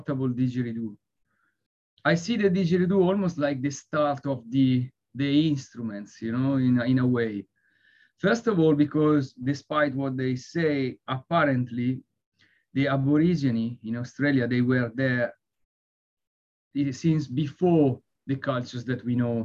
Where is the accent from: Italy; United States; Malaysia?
Italy; now in London, United Kingdom; I live in London, but I'm from Italy